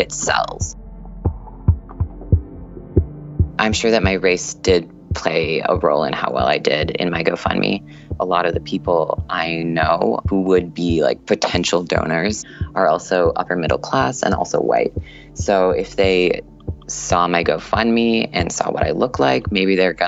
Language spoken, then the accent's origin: English; Minnesota, United States; I'm an engineering student. I'm from Minnesota.